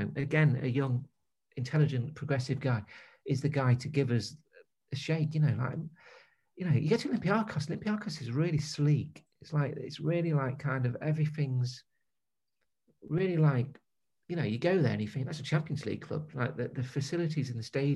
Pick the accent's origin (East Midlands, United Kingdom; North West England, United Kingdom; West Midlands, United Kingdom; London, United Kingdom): East Midlands, United Kingdom; Newark; also born or lived in Leicester; I was from Newark